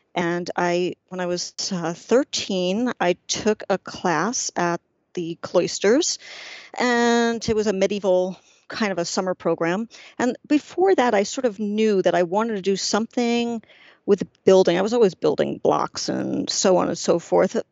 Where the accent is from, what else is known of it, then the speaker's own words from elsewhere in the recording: New York City, New York, United States; I grew up in Washington Heights, which is the northern tip of Manhattan